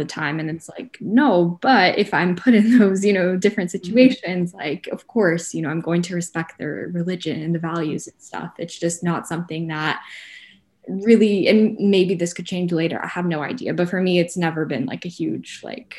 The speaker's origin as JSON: {"language": "English", "town": "Atlanta", "region": "Georgia", "country": "United States", "tie": "born or raised there", "said": "I grew up in Atlanta."}